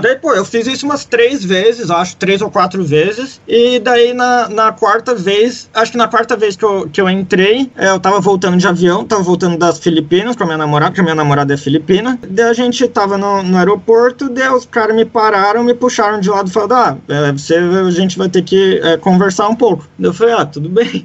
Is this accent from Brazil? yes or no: yes; Brazil; moved away; a gente é brasileiro